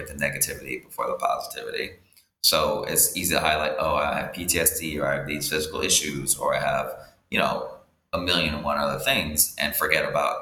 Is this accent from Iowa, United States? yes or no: yes; rural Iowa, United States; moved away as an adult; also born or lived in Thailand; now in Dominican Republic; I grew up in Iowa, in rural Iowa